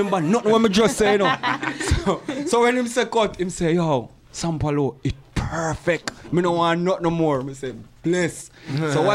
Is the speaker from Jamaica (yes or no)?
yes; Jamaica; moved away as an adult; now in Montreal, Canada; As a Jamaican